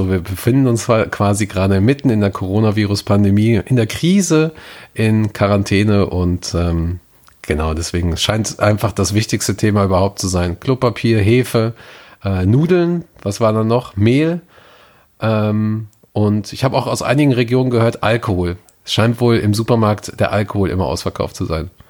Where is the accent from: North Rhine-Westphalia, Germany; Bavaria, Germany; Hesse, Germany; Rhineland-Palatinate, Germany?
North Rhine-Westphalia, Germany; Gelsenkirchen; meine Heimat, meine Heimat äh, Gelsenkirchen rum.